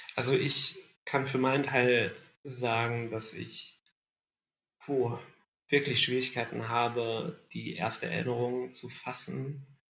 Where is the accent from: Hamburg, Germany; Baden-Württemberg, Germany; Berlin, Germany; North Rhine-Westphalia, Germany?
Baden-Württemberg, Germany; Ludwigsburg; moved away; in meiner alten Heimat Ludwigsburg verbracht